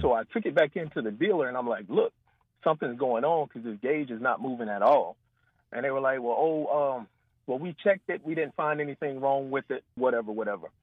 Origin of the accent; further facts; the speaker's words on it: Baton Rouge, Louisiana, United States; I'm from Baton Rouge